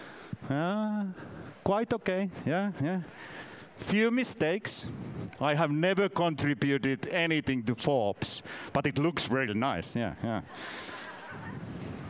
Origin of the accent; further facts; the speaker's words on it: Finland; first language Finnish; English is a second language; I'm from Finland.